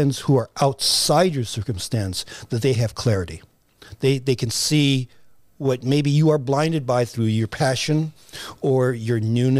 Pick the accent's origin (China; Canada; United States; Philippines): Philippines; would write a variety of things that would speak to my experience as a Filipino.